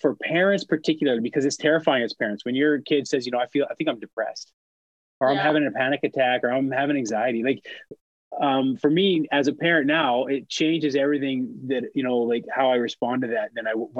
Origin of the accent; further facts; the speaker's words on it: Powell River, British Columbia, Canada; moved away as an adult; also born or lived in Winnipeg / Vancouver; My hometown, Powell River.